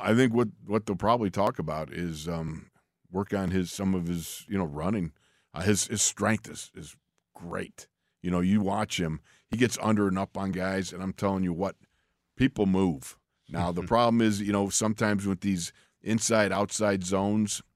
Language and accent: English; Orchard Park, New York, United States; moved away; when I was a kid growing up in Orchard Park